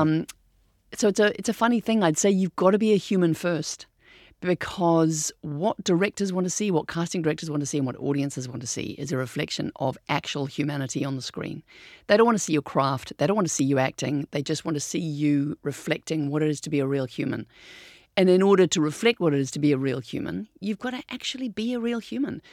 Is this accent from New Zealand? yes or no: yes; New Zealand; We're from New Zealand.